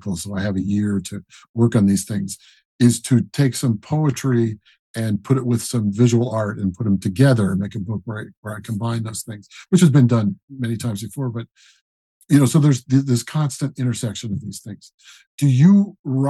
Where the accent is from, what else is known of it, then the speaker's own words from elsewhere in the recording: Colorado Springs, Colorado, United States; moved away; also born or lived in Denver, Colorado; I grew up in Colorado Springs. And Denver, mostly Colorado Springs.